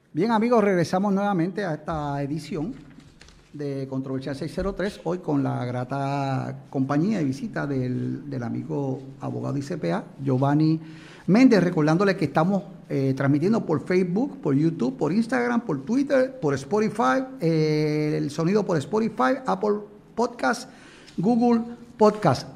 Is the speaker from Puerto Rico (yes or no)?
yes; Puerto Rico; como somos Puerto Rico